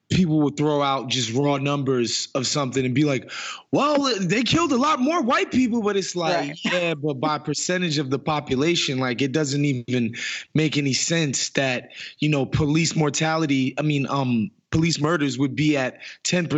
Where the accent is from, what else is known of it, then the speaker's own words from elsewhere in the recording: New York City, New York, United States; I'm born and raised in New York